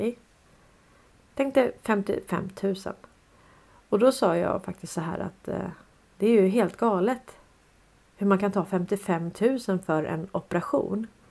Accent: Stockholm, Stockholm County, Sweden; jag är uppväxt på Sandviksvägen 101 i Hässelby villastad

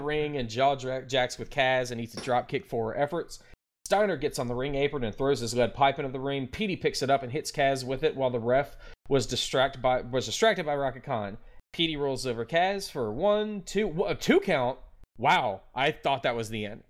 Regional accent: Memphis, Tennessee, United States; I am from the Memphis area

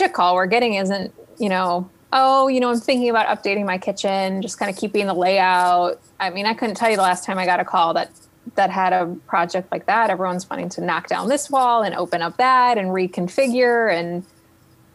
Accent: Cleveland, Ohio, United States; now in Columbus, United States; I'm from Cleveland, east side of Cleveland, where our winters are very snow filled

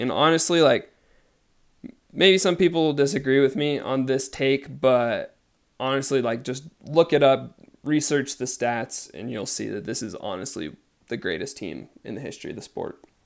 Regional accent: United States; I am from the United States

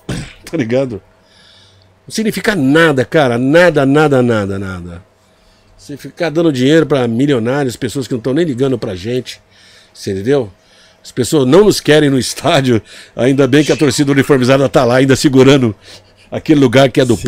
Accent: Brazil; a primeira vez que eu saí do Brasil

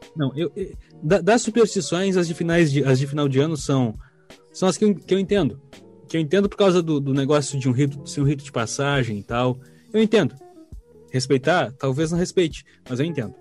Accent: Brazil; a gente é brasileiro

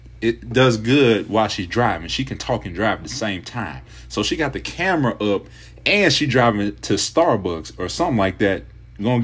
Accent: Kent, Ohio, United States; I'm from the Northeast Ohio area, and specifically Kent, Ohio

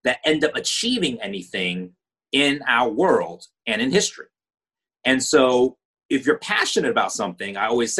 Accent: United States; growing up in America as a Chinese American, my parents were from Hong Kong

